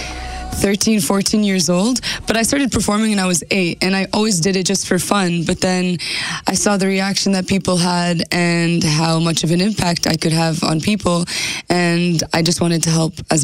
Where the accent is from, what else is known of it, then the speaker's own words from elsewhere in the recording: Carman, Manitoba, Canada; I'm from Carman, Manitoba